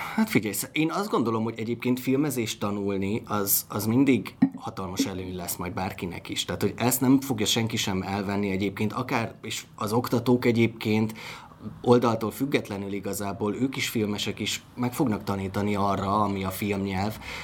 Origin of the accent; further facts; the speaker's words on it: Miskolc, Borsod-Abaúj-Zemplén, Hungary; Miskolci vagyok